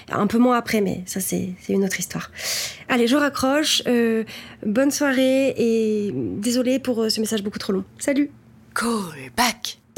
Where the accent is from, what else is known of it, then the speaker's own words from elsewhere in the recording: Cognac, Nouvelle-Aquitaine, France; j'ai 22 ans, j'ai grandi à Cognac